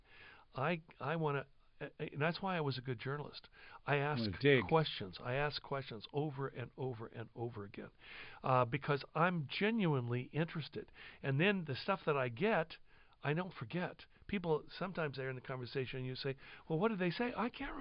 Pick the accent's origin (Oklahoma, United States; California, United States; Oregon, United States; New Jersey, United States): California, United States; Santa Barbara; I was raised in Santa Barbara